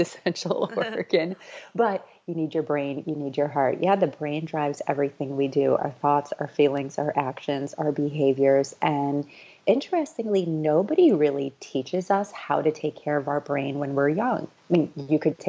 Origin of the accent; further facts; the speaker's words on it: Midwest, United States; I grew up showing horses in the Midwest.